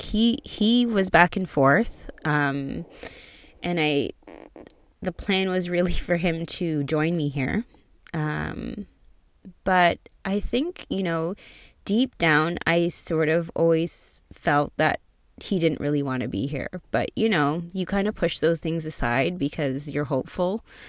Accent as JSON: {"language": "English", "area": "outside of Toronto", "region": "Ontario", "country": "Canada", "tie": "born or raised there", "said": "I'm from Canada, so for those of you who don't know, I was born in Toronto, raised outside of Toronto"}